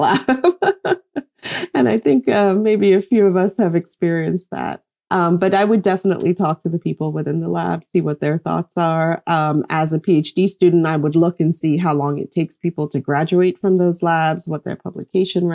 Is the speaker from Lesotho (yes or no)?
yes; Lesotho; moved away; I grew up in Lesotho, which was technically politically independent.